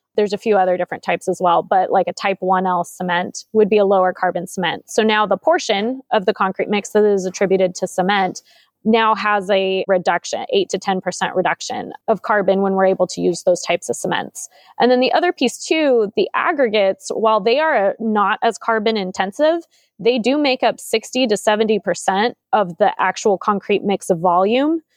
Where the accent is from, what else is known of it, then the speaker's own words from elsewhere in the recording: San Jose, California, United States; born and raised in San Jose, I've lived here my whole life